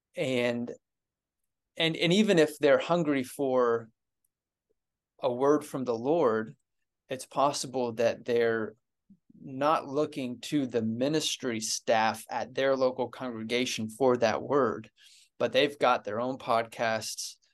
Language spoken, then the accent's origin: English; Ohio, United States; moved away; I was at my church growing up in Ohio